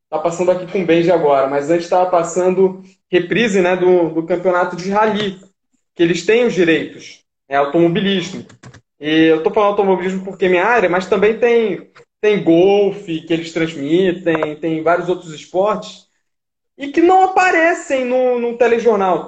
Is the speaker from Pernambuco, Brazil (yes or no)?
no; Rio de Janeiro, Brazil; moved away; also born or lived in São Paulo; Eu sou carioca